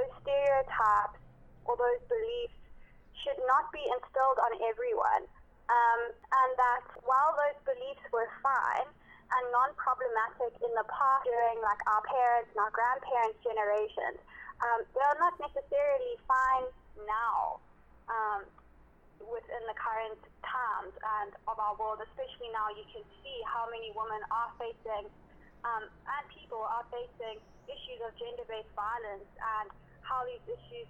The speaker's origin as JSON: {"language": "English", "country": "South Africa", "lives_now": "Durban, South Africa", "said": "as a South African, especially as a South African woman"}